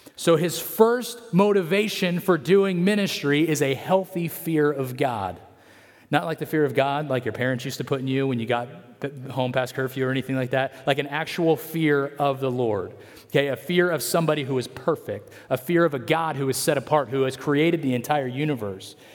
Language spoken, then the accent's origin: English; Atwater, California, United States; I loved growing up in Atwater